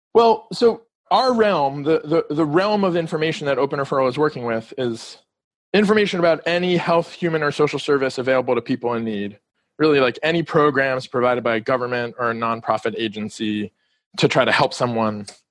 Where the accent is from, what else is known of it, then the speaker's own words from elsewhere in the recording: Miami, Florida, United States; moved away as an adult; also born or lived in District of Columbia; I'm calling from Miami Beach. I grew up here in Miami and recently moved back.